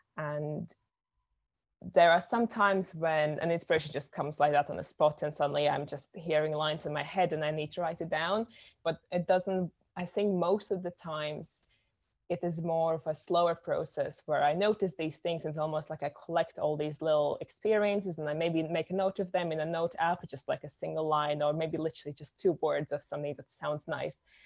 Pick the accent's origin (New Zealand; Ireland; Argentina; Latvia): Latvia; I am from Latvia, which is a tiny little country in Europe